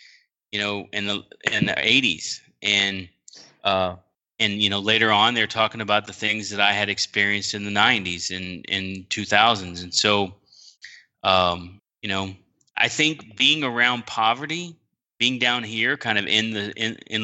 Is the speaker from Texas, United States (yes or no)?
yes; Texas, United States; I grew up in Texas